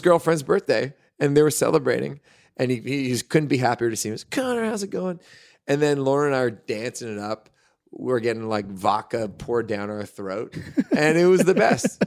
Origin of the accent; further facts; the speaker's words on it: Hamilton, Ontario, Canada; We're actually from Hamilton